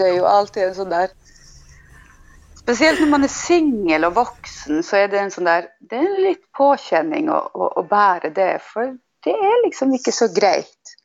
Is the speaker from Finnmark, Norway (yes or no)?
yes; Tana, Finnmark, Norway; jag är ifrån Hillagurra i Tana. Och det är en stor del av min identitet och bor här nu.